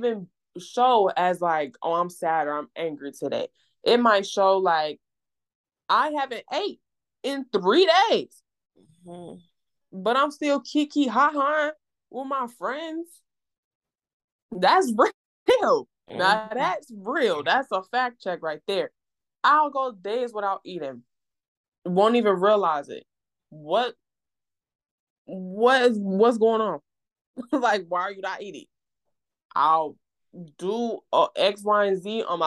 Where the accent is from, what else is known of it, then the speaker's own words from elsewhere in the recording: Mississippi, United States; moved away; also born or lived in Illinois; I'm originally from Illinois, but I moved to Mississippi at a really young age, around like 2008, 2007